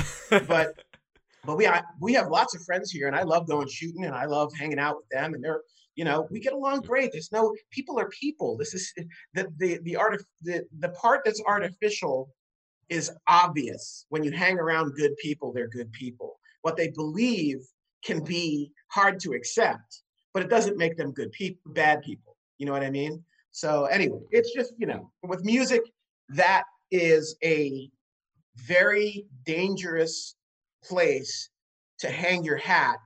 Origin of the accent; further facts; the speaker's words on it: New York City, New York, United States; I'm from New York City. I grew up, you know, in Manhattan. I grew up in Queens, but I spent enormous amounts of time in Manhattan